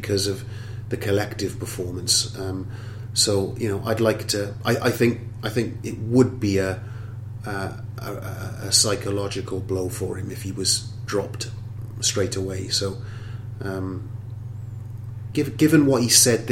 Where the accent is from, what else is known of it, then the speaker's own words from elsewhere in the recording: Wales, United Kingdom; I'm speaking purely as a Welshman here